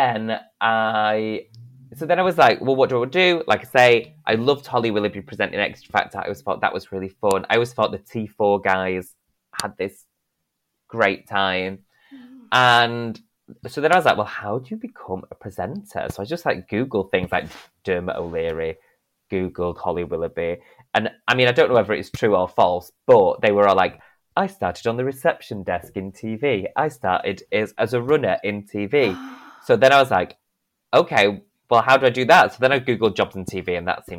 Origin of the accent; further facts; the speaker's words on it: Denton, North West England, United Kingdom; accent: northern; I'm this boy from Denton